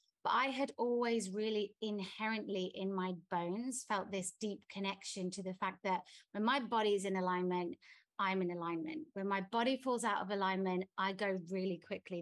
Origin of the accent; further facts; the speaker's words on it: England, United Kingdom; now in Bali, Indonesia; I'm English.